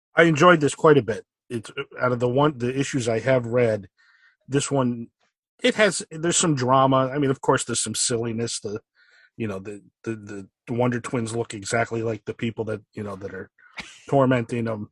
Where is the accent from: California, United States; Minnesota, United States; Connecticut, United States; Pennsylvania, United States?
Connecticut, United States; Stamford; I grew up in uh, Fairfield County in Connecticut in Stamford, so pretty close to New York.